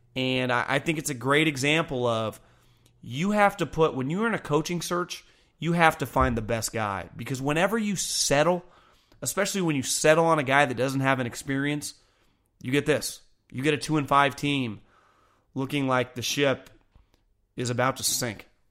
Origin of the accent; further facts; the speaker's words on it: California, United States; also born or lived in Northeast United States; I just wanted to come back to California because I'm from California